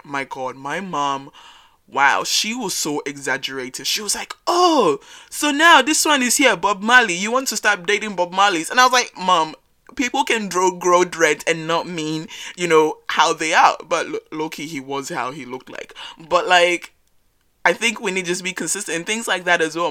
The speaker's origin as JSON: {"language": "English", "country": "Australia", "tie": "born or raised there", "said": "first generation African growing up in Australia"}